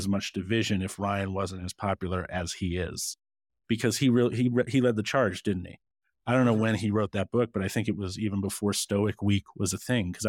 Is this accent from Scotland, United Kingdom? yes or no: yes; Scotland, United Kingdom; born there; Well, I put sugar in my porridge and I was born in Scotland.